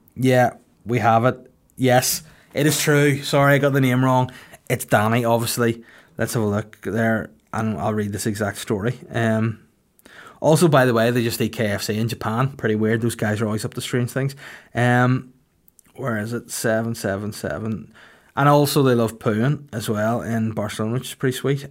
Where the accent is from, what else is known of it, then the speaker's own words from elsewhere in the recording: Bangor, Northern Ireland, United Kingdom; It's in Bangor, the Kingdom of North Down, my hometown